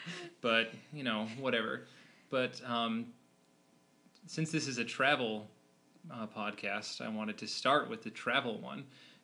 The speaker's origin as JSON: {"language": "English", "town": "Logan", "region": "Utah", "country": "United States", "said": "I'm from Logan, Utah. It's a town just in northern Utah, home of Utah State University. It's in Cache Valley."}